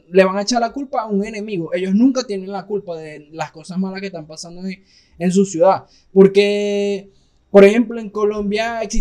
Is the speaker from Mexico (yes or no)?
yes; Mexico; Para los gringos, eh, los mexicanos somos los venezolanos de, los colombianos.